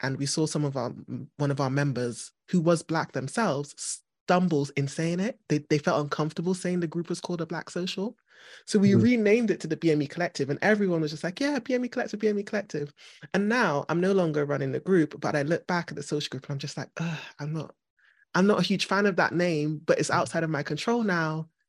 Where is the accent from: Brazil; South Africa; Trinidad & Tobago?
Trinidad & Tobago; now in United Kingdom; in my head, I go back to Trinidad and I'm just a Trinidadian.